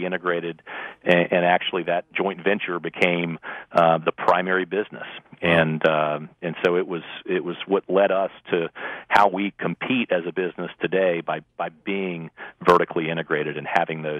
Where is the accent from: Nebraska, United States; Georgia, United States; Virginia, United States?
Virginia, United States; Richmond; moved away as an adult; also born or lived in Winston-Salem, North Carolina / Chapel Hill, North Carolina; now in Charlotte, United States; after growing up in Richmond.